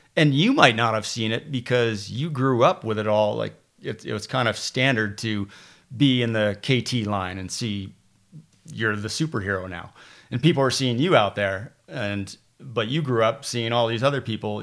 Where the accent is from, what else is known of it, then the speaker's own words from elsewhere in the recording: Tupper Lake, New York, United States; also born or lived in New Britain, Connecticut / Canton, New York; moved to the Adirondacks in New York State and, uh, grew up, grew up right around there, a little place called Tupper Lake